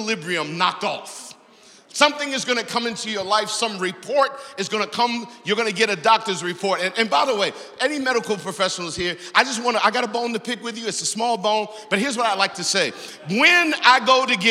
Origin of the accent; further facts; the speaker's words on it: Baltimore, Maryland, United States; growing up in Baltimore, on the east side of Baltimore